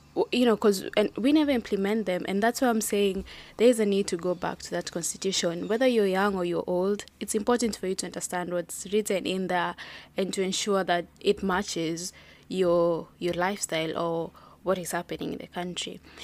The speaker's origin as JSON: {"language": "English", "country": "Kenya", "said": "I'm proudly Kenyan"}